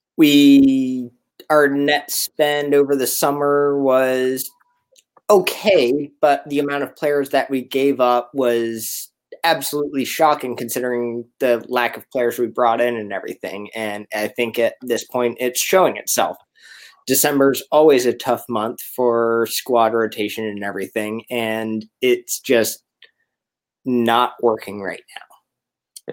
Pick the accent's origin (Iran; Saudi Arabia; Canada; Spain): Canada; now in Richmond, Virginia, United States; I'm originally Canadian